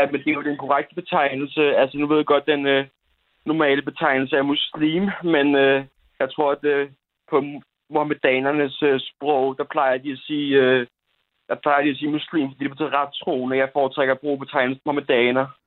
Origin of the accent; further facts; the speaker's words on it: Bornholm, Capital Region of Denmark, Denmark; jeg først og fremmest er bornholmer, men, men næst og fremmest er jeg faktisk dansker